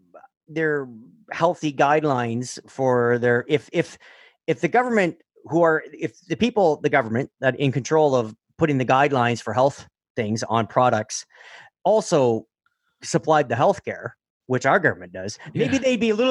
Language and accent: English; Canada; because we're Canadian, right?